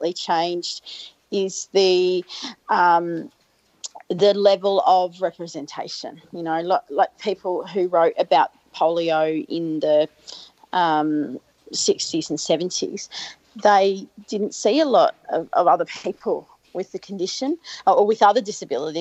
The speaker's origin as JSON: {"language": "English", "town": "Albury", "region": "New South Wales", "country": "Australia", "tie": "born or raised there", "moved": "yes", "said": "I grew up in Albury, in country"}